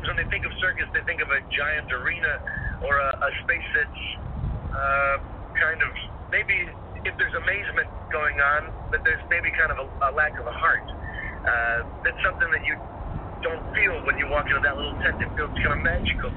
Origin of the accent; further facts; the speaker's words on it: New York, United States; I grew up near New York City wanting to be in a Broadway show.